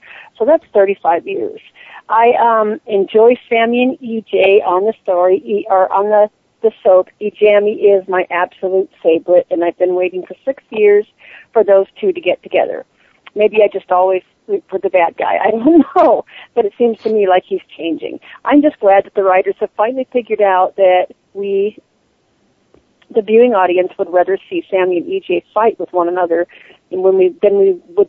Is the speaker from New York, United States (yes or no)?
no; Redmond, Oregon, United States; I am from Redmond, Oregon